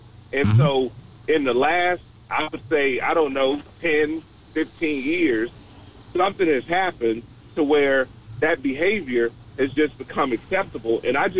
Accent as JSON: {"language": "English", "town": "Dallas", "region": "Texas", "country": "United States", "tie": "born or raised there", "also_born_or_lived": "San Francisco Bay Area, California", "said": "And so in 2002, I moved to California. I'm from Dallas, been here my whole life, but 2002, I moved to California to do some work for a company that I was working for at the time. And I stayed there for 8 years, and then I moved back"}